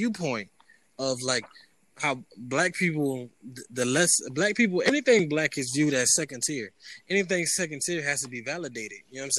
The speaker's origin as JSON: {"language": "English", "region": "New York", "country": "United States", "tie": "born or raised there", "said": "I grew up in New York"}